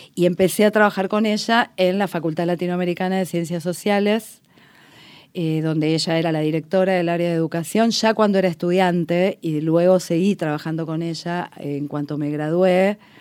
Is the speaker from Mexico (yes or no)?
no; Buenos Aires, Argentina; es el barrio de mi infancia, donde hice la escuela primaria